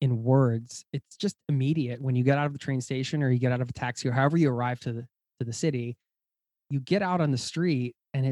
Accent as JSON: {"language": "English", "town": "Philadelphia", "region": "Pennsylvania", "country": "United States", "tie": "born or raised there", "moved": "yes", "said": "I grew up outside of Philadelphia in the suburbs"}